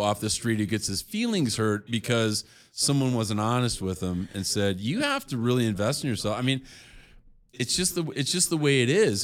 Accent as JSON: {"language": "English", "town": "Chicago", "region": "Illinois", "country": "United States", "said": "I'm from Chicago"}